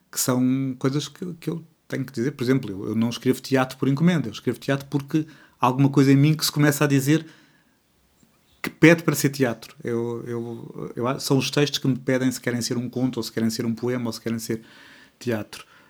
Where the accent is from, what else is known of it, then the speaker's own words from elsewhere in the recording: Portugal; eu sou bilíngue de português-português